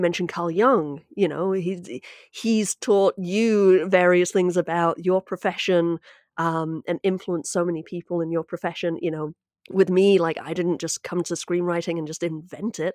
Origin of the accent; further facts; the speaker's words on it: United Kingdom; now in United States; speaking as a Brit